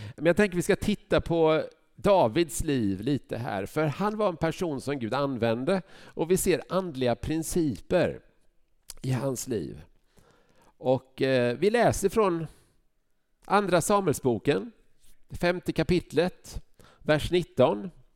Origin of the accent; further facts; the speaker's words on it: Huskvarna, Jönköping County, Sweden; now in Vänersborg, Sweden; Jag växte upp i Huskvarna